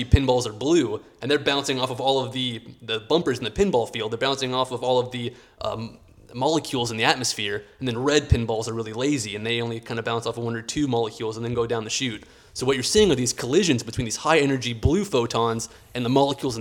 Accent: Houston, Texas, United States; growing up in Houston as an engineer

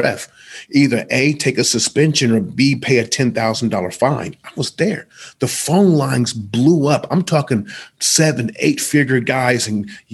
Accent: Columbus, Ohio, United States; I'm from Columbus

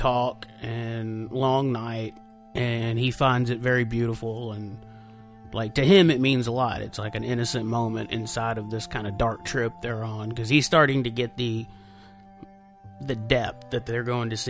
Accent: Arlington, United States; when I grew up in Arlington, it was pretty small town.

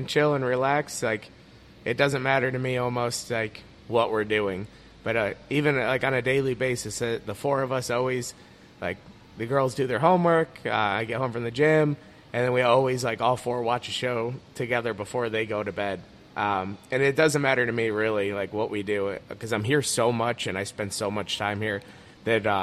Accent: Leroy, Ohio, United States; growing up in Leroy, and I went to high school at NDCL

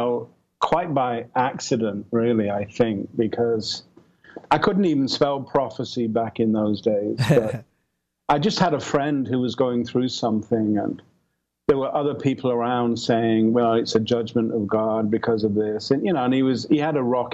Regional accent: England, United Kingdom; moved away as an adult; now in Santa Barbara, United States; I'm from England.

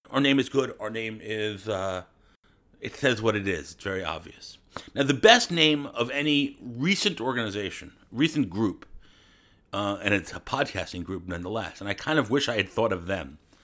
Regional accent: United States; I'm American

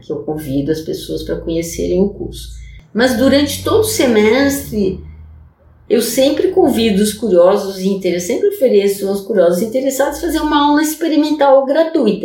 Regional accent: Brazil; first language Portuguese; moved away as an adult; also born or lived in France; eu sou brasileira, né? Para português é minha língua materna

